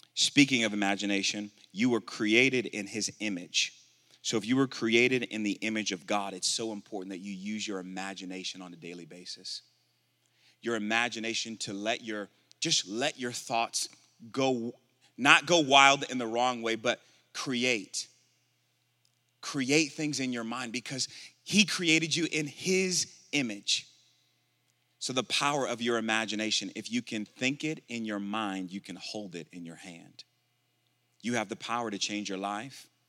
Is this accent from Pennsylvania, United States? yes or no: no; Milwaukee, Wisconsin, United States; moved away; also born or lived in Tulsa, Oklahoma; I'm originally from Milwaukee, Wisconsin.